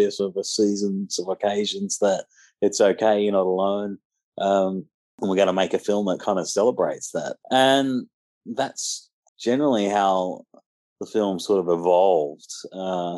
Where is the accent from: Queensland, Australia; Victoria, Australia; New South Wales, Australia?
New South Wales, Australia; Penrith; in my hometown in Penrith